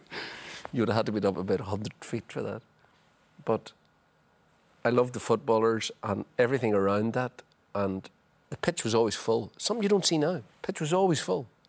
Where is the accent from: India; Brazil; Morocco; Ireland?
Ireland